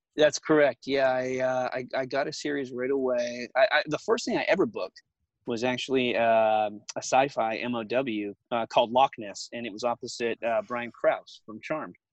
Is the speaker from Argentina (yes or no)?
no; Alberta, Canada; moved away as an adult; also born or lived in Vancouver, Canada; now in Los Angeles, United States; I, grew up in Alberta